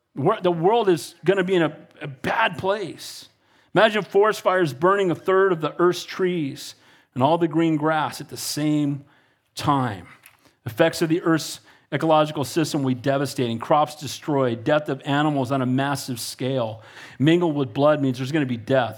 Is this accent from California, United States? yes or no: yes; Santa Cruz, California, United States; I grew up in Santa Cruz